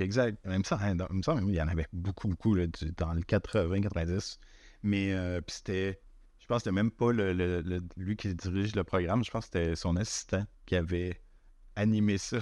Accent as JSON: {"language": "French", "town": "Chicoutimi", "region": "Quebec", "country": "Canada", "tie": "born or raised there", "moved": "yes", "said": "quand j'étais petit à Chicoutimi"}